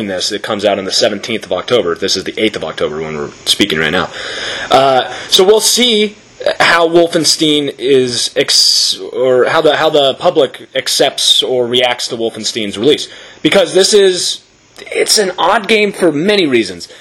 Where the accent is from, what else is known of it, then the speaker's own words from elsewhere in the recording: United States; as an American